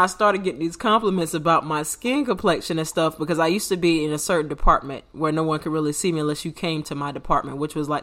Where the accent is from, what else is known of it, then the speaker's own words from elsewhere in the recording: United States; I'm from America. Born and raised